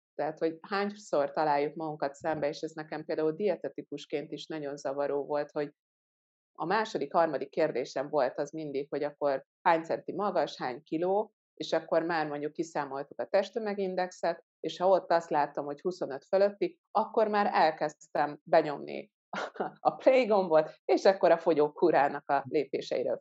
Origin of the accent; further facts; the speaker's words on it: Hungary; also born or lived in Ghana; én gánai magyar származású vagyok, és hogy pont azért, mert Magyarországon élő vagyok